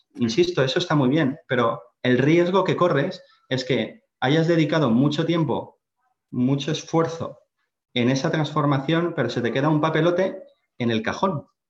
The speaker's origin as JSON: {"language": "Spanish", "town": "Valencia", "region": "Valencian Community", "country": "Spain", "also_born_or_lived": "Finland", "said": "soy valenciano, estudié en, la Universidad Politécnica de Valencia"}